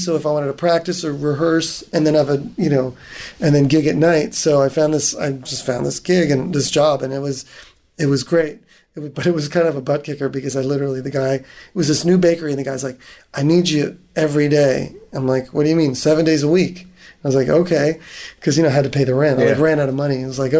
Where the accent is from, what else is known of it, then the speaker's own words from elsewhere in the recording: East Coast, United States; You know, I grew up on the East Coast.